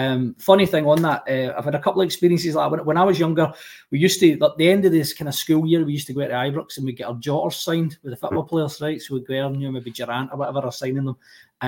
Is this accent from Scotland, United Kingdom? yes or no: yes; Rutherglen, Scotland, United Kingdom; I grew up in Rutherglen, a bit like yourself, Colin.